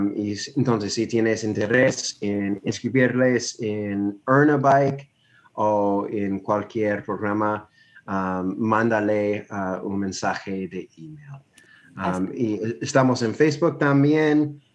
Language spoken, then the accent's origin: Spanish; North Carolina, United States; Spanish is a second language; donde crecí, um, en Carolina del Norte, en las montañas